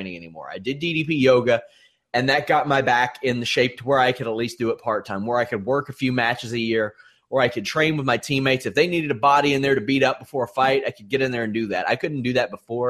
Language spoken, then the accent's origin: English; Kentucky, United States; I'm from Kentucky, my friends. We're supposed to be known for our fried chicken.